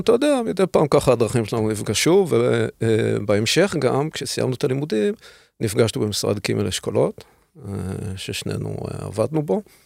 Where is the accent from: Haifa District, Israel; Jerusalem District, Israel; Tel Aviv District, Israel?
Haifa District, Israel; Haifa; אלדד ואני הכרנו בעצם, אה, עוד, אה, כשהיינו ילדים בחיפה